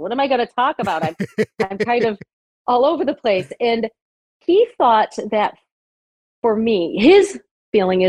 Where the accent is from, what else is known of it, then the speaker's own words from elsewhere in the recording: Rochester, New York, United States; I'm from Rochester, New York, born and raised, actually.